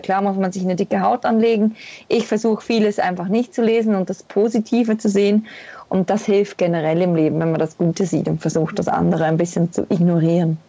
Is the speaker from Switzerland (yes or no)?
yes; Switzerland; first language Swiss German; zu Hause verbracht habe in meiner Schweiz, in meiner Heimat